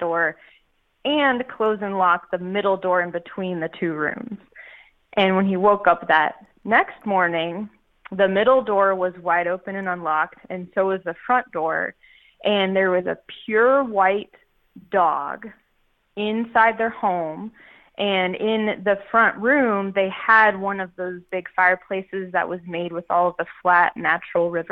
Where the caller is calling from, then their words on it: Canton, Georgia, United States; I am calling from Atlanta, Georgia. Actually, I'm north. I'm close to Canton